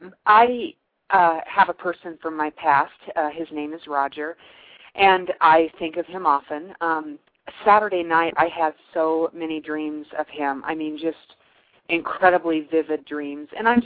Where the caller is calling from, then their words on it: Nebraska, United States; I'm calling from Nebraska.